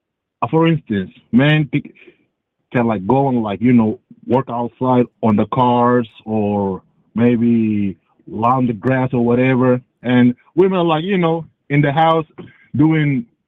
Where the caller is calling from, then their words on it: Atlanta, Georgia, United States; I'm calling from Atlanta, Georgia, even though I am African.